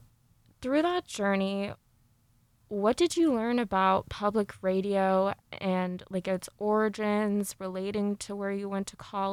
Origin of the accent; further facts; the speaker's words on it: Midwest, United States; babe, I'm from the Midwest. Like, you have to add 5 years on to me.